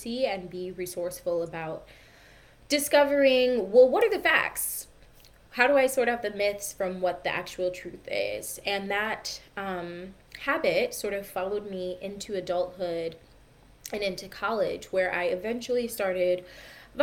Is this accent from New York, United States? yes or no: no; Michigan, United States; I grew up in a really conservative family. I'm from the Midwest. I'm from Michigan in the United States